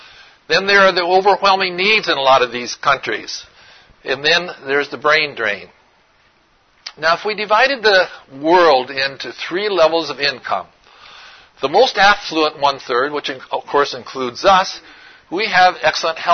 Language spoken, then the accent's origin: English; Oregon, United States; I'm from Oregon